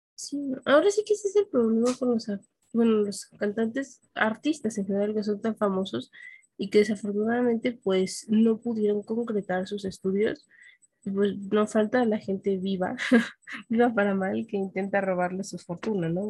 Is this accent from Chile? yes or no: no; Mexico City, Mexico; yo nací en el Distrito Federal